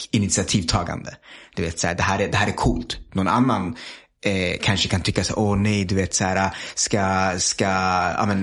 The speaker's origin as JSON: {"language": "Swedish", "town": "Stockholm", "region": "Stockholm County", "country": "Sweden", "tie": "born or raised there", "also_born_or_lived": "Bangladesh", "said": "vi är ju uppvuxna här i Stockholm. Så ah. vi kan bara Stockholm, eller jag kan i alla fall bara Stockholm."}